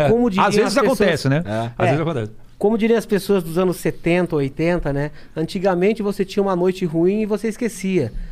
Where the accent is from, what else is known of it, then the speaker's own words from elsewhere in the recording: South Africa; now in Brazil; Cara, eu sou da África do Sul. Nasci na África do Sul, e meu pai.